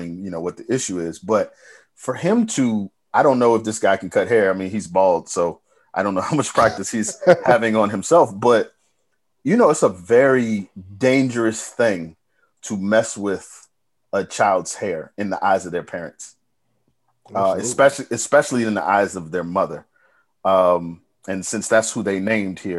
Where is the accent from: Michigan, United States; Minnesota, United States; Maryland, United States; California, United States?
Maryland, United States; Bowie; moved away; also born or lived in Baltimore; When I first got to Baltimore, they said, "Where you from?" I said, "Bowie."